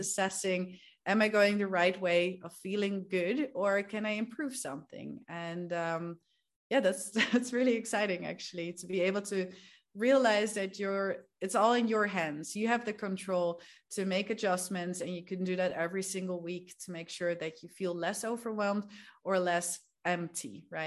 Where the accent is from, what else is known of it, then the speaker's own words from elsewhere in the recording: Netherlands; moved away as an adult; also born or lived in Spain / England / Peru; I'm from the Netherlands. I'm from a small town there, uh, but I've lived all around the world basically for the past ten years already.